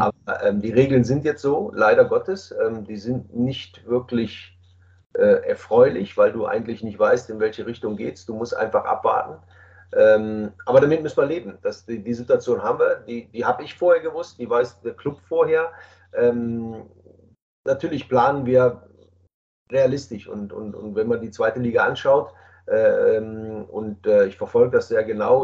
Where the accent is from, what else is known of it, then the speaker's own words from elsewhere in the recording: Düsseldorf, North Rhine-Westphalia, Germany; nach Düsseldorf gefahren, in meine Heimatstadt